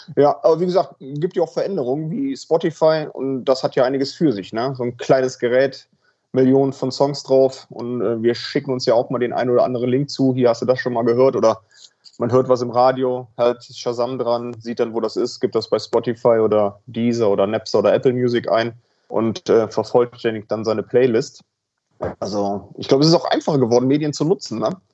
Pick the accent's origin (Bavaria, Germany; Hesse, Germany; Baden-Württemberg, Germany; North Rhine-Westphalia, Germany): North Rhine-Westphalia, Germany; Cologne; now in Hamburg, Germany; ich bin ja gebürtiger Kölner